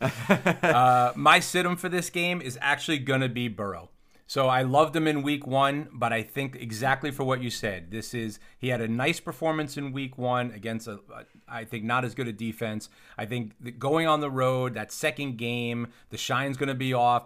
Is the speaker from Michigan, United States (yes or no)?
no; upstate New York, United States; Where I grew up, upstate New York